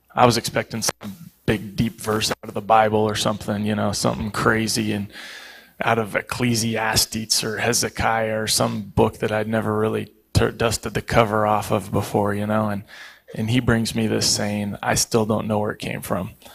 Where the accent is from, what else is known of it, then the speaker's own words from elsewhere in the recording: Eugene, Oregon, United States; moved away; also born or lived in Pittsburgh; I grew up in Eugene